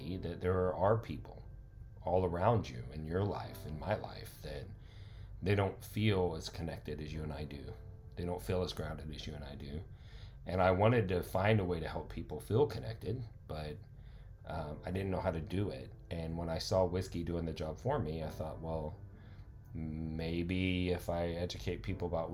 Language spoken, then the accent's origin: English; Carrollton, Texas, United States; also born or lived in The Colony, Texas; I grew up in Carrollton in the colony